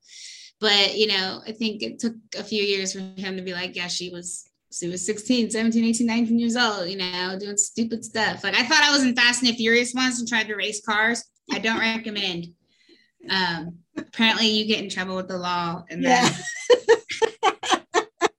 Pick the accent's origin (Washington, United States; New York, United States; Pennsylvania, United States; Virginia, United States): Virginia, United States; I grew up actually in Virginia, West Virginia and Virginia. I grew up on the East Coast